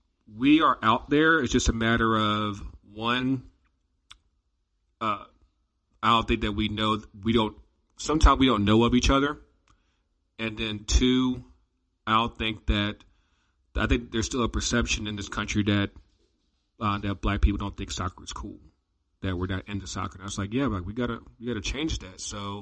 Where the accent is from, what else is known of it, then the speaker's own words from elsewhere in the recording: United States; now in Atlanta, United States; Because me, I come from Richmond in D.C.